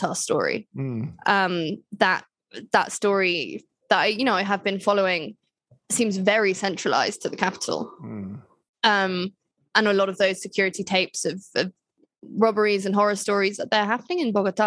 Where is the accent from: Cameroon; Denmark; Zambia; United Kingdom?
United Kingdom; now in Colombia; As a Brit